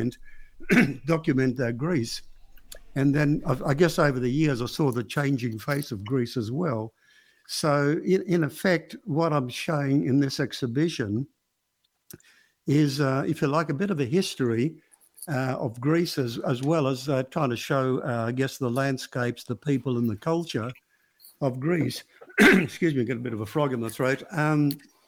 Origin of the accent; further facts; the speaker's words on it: Alexandria, Alexandria Governorate, Egypt; now in Perth, Australia; I was born in Alexandria